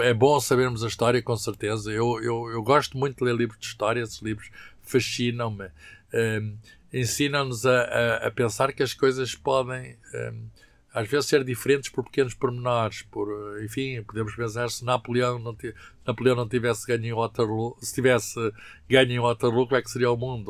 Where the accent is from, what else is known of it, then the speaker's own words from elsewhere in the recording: Lisbon, Portugal; moved away; also born or lived in Coimbra; eu nasci em Lisboa, nasci uh, na maternidade Alfredo Costa